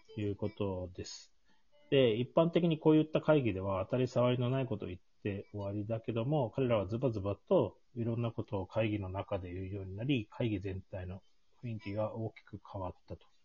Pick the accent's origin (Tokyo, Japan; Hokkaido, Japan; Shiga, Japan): Hokkaido, Japan; Tsukigata; 月形町出身なんですけ